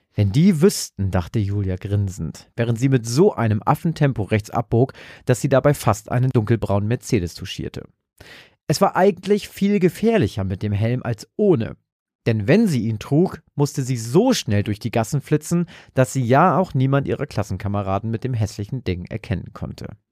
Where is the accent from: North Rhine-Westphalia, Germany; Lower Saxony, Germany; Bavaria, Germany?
Lower Saxony, Germany; Hambergen area; moved away; irgendwo da in der Nähe, wo ich herkomme, also so irgendwo da im Umkreis von Hambergen